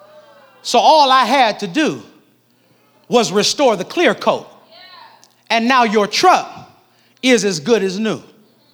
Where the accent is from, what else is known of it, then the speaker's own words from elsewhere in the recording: Nebraska, United States; now in Jacksonville, United States; I'm from Nebraska